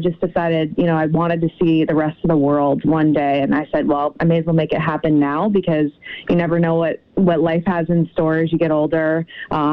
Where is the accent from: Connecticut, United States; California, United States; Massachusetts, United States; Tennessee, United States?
Connecticut, United States; I'm from Connecticut originally